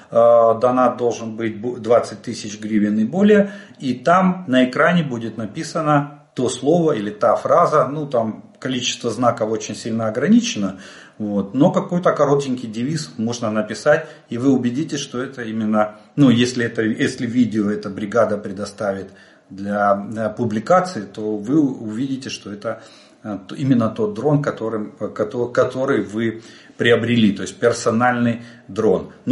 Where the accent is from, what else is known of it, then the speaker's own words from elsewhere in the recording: Ukraine; Добрый день, мы из Украины.